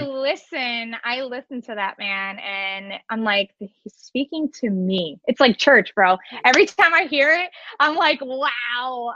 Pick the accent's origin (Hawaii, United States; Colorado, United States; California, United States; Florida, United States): Florida, United States; Cooper City; also born or lived in Orlando; I am actually from Cooper City. Um, I have been living here now for over 26 years.